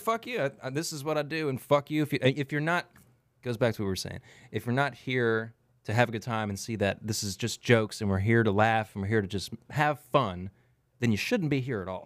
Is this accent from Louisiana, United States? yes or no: yes; South Louisiana, United States; accent: coon ass; I'm from South Louisiana. I talk like a coon ass